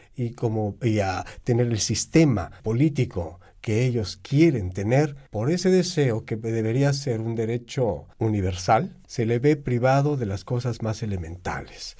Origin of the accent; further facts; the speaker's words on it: Chile; Soy de Chile